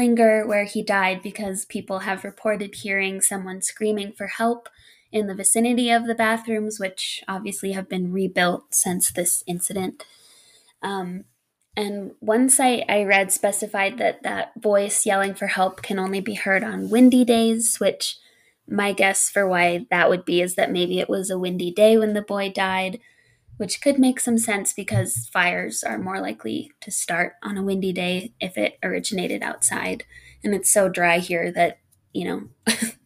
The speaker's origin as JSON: {"language": "English", "region": "Colorado", "country": "United States", "said": "everything I have is in Colorado, which is my home state"}